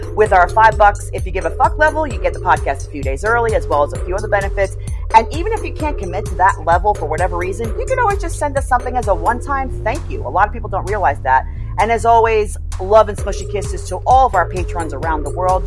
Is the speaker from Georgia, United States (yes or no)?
no; New York, United States; me growing up in New York